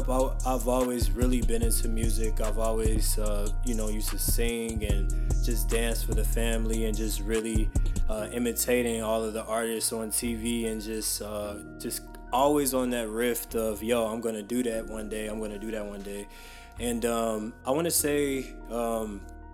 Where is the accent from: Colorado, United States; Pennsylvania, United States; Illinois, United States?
Illinois, United States; Chicago; moved away as an adult; also born or lived in India; I'm originally from Chicago. I just moved back to Chicago maybe about 3 months ago.